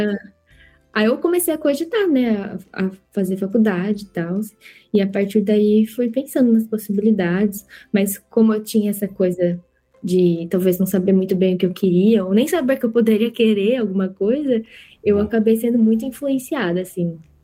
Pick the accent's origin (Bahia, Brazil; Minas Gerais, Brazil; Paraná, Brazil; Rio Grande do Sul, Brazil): Minas Gerais, Brazil; Lambari; also born or lived in São Paulo; now in Germany; eu sou uma pessoa que nasceu em São Paulo, mas eu cresci em Minas Gerais. Então, para mim, eu sou mineira